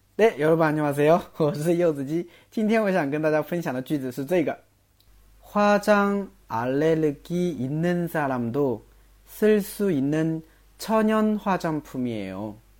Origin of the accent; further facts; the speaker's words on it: China; 我们中国人一般习惯性说成